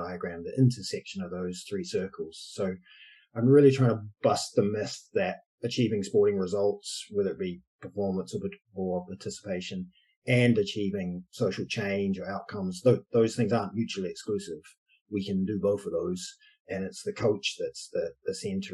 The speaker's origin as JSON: {"language": "English", "country": "New Zealand", "also_born_or_lived": "Edinburgh, Scotland", "moved": "as an adult", "lives_now": "United Kingdom", "said": "I'm from New Zealand originally, been in the UK for too long, many years, since 18 years"}